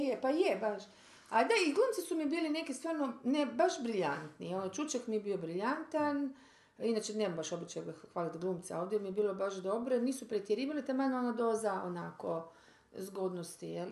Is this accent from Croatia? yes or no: yes; Croatia; mi smo, ajde, Hrvati